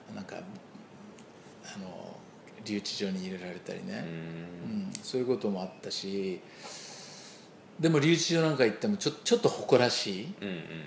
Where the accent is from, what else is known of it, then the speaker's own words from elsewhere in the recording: Tokyo, Japan; 僕東京で生まれてんだよね。真ん中で、東京の